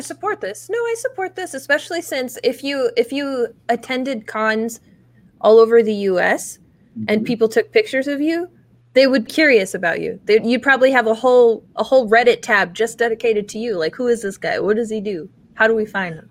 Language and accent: English; Atlantic City area, New Jersey, United States; now in Austin, United States; I was born in Atlantic City, so I'm from South Jersey, where they say "wooder" instead of "water,"